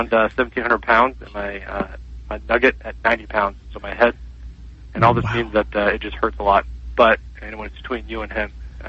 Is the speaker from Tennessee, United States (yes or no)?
no; North Carolina, United States; I grew up in North Carolina.